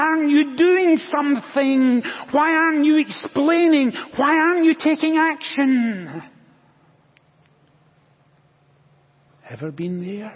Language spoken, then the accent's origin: English; Scotland, United Kingdom; now in United States; When I was growing up in Scotland, I was one of five children.